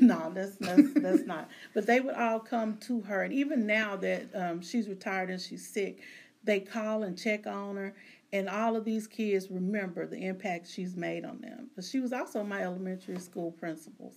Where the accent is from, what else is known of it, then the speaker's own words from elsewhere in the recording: Arkansas Delta, United States; I'm from Arkansas, so there was where I'm from in in the Delta region of the United States. There's nothing but farmers, preachers, and teachers.